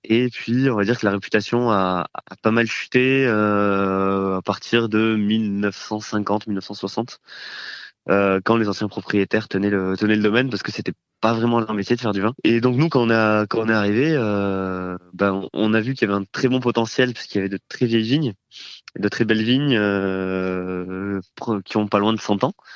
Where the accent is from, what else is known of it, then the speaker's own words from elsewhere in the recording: Toulouse, Occitania, France; je suis originaire de Toulouse